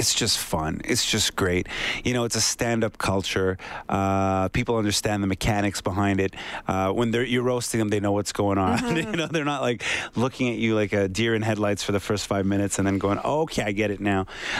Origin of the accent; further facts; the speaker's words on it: Quebec, Canada; Oh yeah, it's super rich over there.